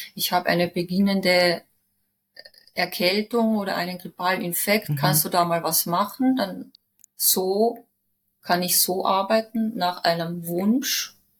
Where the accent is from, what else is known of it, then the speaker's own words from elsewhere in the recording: Villach, Carinthia, Austria; moved away as an adult; also born or lived in Cologne, Germany; now in Vienna, Austria; Bin aus Villach weggezogen, also von meinen Eltern weggezogen mit 19